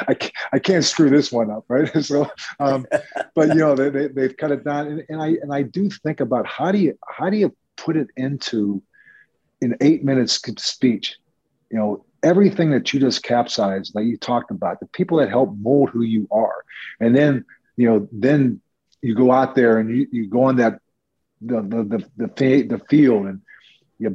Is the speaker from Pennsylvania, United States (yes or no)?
yes; Pittsburgh, Pennsylvania, United States; moved away as an adult; now in New York, United States; from growing up in Pittsburgh to being a full-time New Yorker